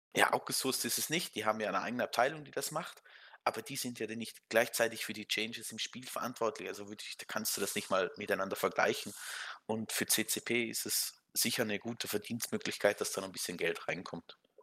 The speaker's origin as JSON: {"language": "German", "country": "Switzerland", "said": "Ich bin Schweizer"}